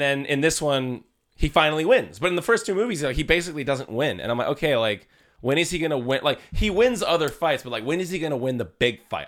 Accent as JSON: {"language": "English", "town": "Vallejo", "region": "California", "country": "United States", "tie": "born or raised there", "said": "people I grew up with in Vallejo."}